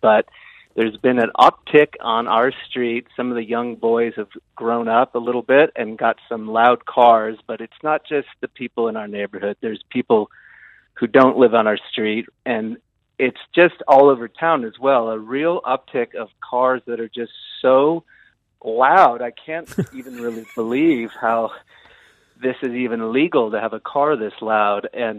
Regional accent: Berkeley, California, United States; now in Gisborne, New Zealand; From Northern California, Berkeley, California.

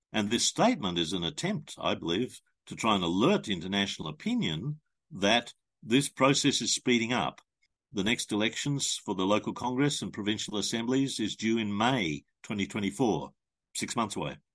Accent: Australia; as an Australian citizen

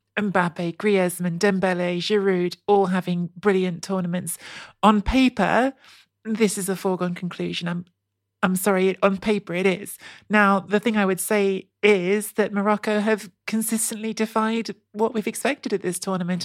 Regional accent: England, United Kingdom; I grew up in England. Um, I've lived most of my life in England

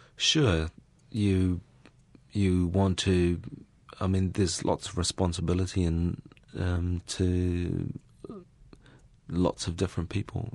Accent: Raetihi, Manawatū-Whanganui, New Zealand; I grew up in Raiti.

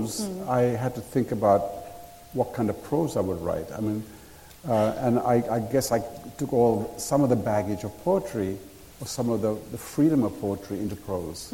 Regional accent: Sri Lanka; I grew up in Sri Lanka

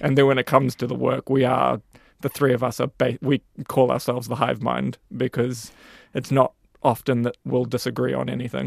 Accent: New Zealand; as a New Zealander

